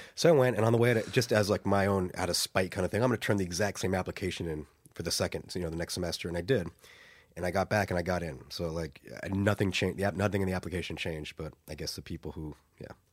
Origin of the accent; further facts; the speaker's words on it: United States; moved away as an adult; now in Dublin, Ireland; my former country. I'm now an Irish citizen, or so will be soon